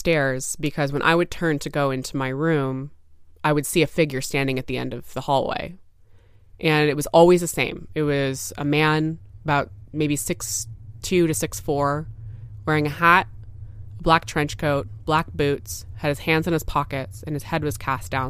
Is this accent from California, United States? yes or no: yes; Newbury Park, California, United States; I'm from Newbury Park, California.